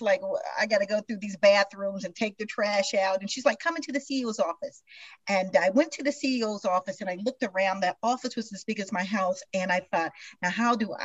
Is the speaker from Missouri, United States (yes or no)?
yes; Kansas City, Missouri, United States; I was raised in the Midwest, center of everything, Kansas City, Missouri